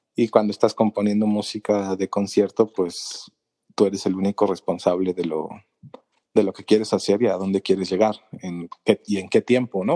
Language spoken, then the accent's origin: Spanish; Mexico City, Mexico; soy de la Ciudad de México, en el país de México